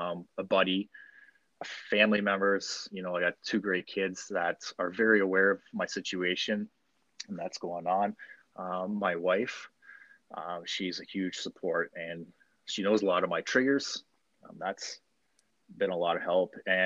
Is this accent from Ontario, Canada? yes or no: yes; London, Ontario, Canada; now in Ottawa, Canada; I was born and raised in London, joined the army, and through the army, I became a combat engineer